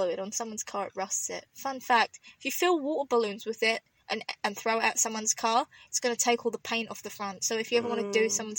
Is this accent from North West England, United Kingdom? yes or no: no; London, United Kingdom; now in Canada; I have a huge voice because I'm a Londoner. I have a huge problem where I can't say my THs